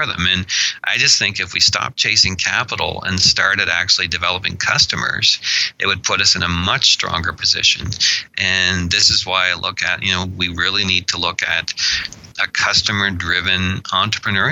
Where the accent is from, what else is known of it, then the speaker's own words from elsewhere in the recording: Annapolis Valley, Nova Scotia, Canada; I was born in the Annapolis Valley